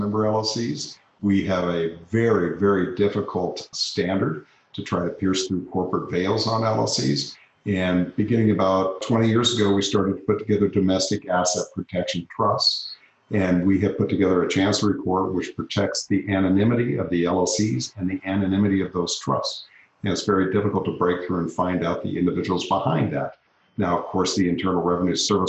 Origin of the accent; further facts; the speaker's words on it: Wyoming, United States; moved away as an adult; also born or lived in Philadelphia / Denver / Phoenix / San Francisco; I grew up in Wyoming, which is a place that very few people have ever been.